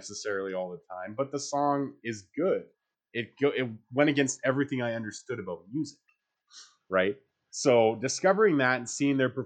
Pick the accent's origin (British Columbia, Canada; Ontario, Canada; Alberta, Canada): Alberta, Canada; Calgary; I was born here in Calgary